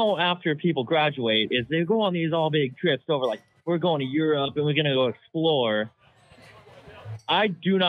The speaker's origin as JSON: {"language": "English", "region": "Wisconsin", "country": "United States", "moved": "as an adult", "lives_now": "Indiana, United States", "said": "I'm from Wisconsin."}